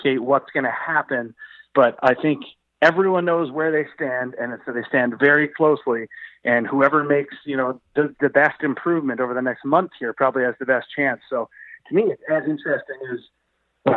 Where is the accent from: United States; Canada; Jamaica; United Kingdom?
Canada; being Canadian is sort of a binding identity. We're all Canadian